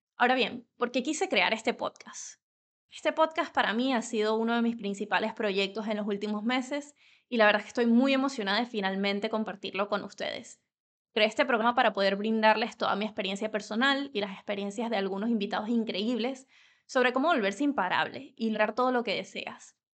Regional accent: Venezuela; first language Spanish; now in Spain; Nací en Venezuela y vivo en España desde hace más de 10 años

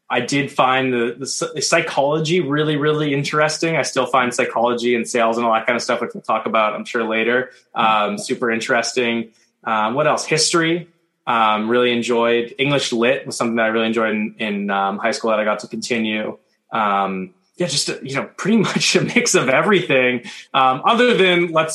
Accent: Toronto, Ontario, Canada; moved away as an adult; also born or lived in Victoria, British Columbia

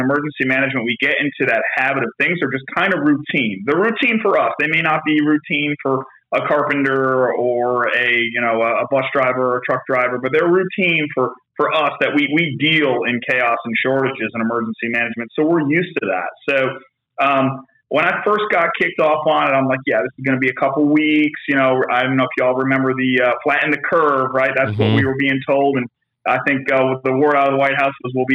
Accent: New Haven, Connecticut, United States; the New Haven area where I'm from in Connecticut

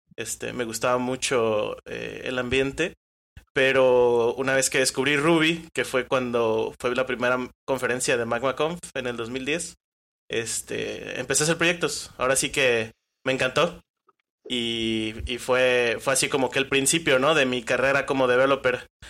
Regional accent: Colima, Mexico; soy de aquí de Colima

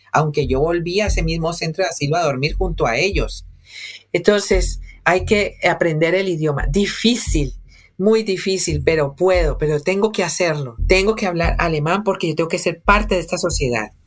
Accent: Cali, Valle del Cauca, Colombia; moved away as an adult; buses de transporte urbano de Cali, que son buses típicos de mi ciudad en los años 90

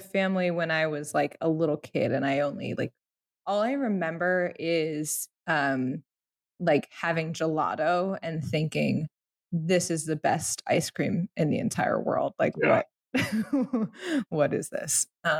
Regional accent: Italy; born there; No. I was, in fact, born in Italy.

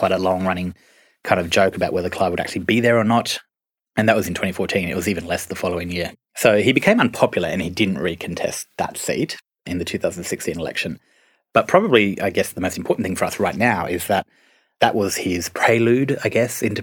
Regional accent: Queensland, Australia; I'm a Queenslander

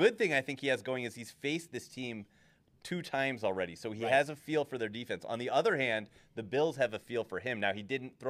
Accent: Ohio, United States; now in Las Vegas, United States; I'm from Ohio

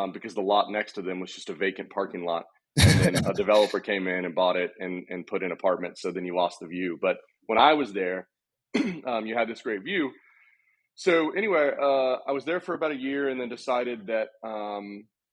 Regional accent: Austin, Texas, United States; born and raised in Austin, Texas

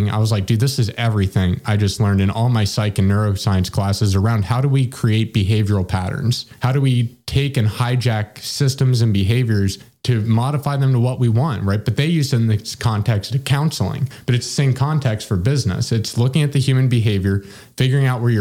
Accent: Cincinnati, Ohio, United States; born and raised in Cincinnati

